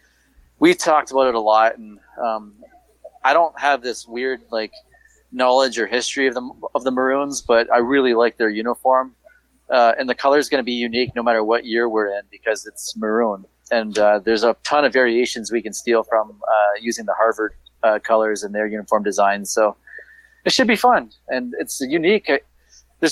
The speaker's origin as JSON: {"language": "English", "town": "Windsor", "region": "Ontario", "country": "Canada", "tie": "born or raised there", "said": "I grew up in Windsor. I'm a Detroit fan"}